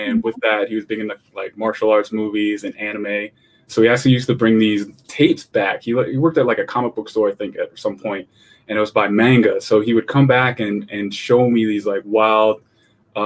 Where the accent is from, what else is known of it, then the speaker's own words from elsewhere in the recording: East Greenbush, New York, United States; moved away as an adult; also born or lived in Schenectady, New York / Austin, Texas; I grew up in a suburb in East Greenbush.